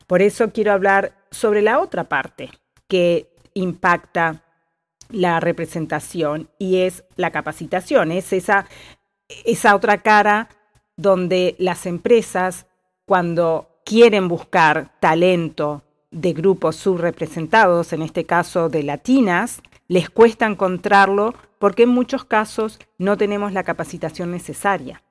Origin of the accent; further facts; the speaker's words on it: Uruguay; moved away as an adult; also born or lived in Spain; now in California, United States; uruguaya y con experiencia internacional viviendo y trabajando en distintos países del mundo